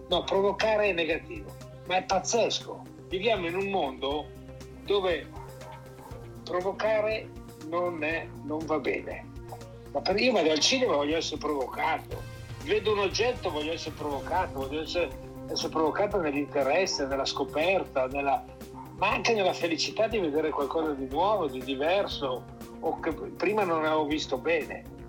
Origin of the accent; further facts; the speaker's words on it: Milan, Lombardy, Italy; now in Tuscany, Italy; sono milanese però vivo in Toscana